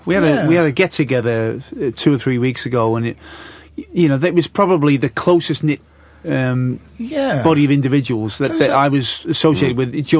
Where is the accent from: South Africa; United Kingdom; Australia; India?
United Kingdom; Bootle, North West England; accent: Scouse; moved away; Carrington was definitely posher than Bootle, where I was born.